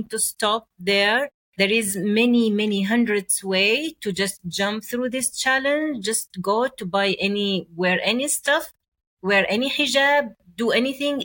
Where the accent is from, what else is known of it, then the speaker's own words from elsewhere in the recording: Oman; English is a second language; I was like in my hometown at the village